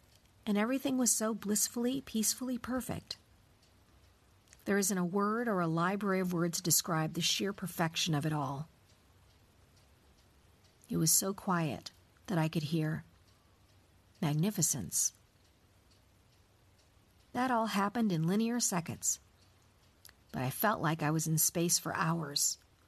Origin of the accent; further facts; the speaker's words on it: Oklahoma, United States; also born or lived in Colorado; now in Germany; I grew up in Oklahoma's green country in the midst of the humidity in the Midwest. Sunny Colorado is the adopted home of my heart, and I'm making a new life with my family in a town near Hamburg, Germany.